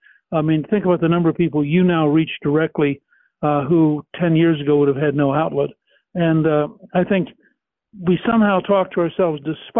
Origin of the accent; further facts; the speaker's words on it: Harrisburg, Pennsylvania, United States; I was born in Harrisburg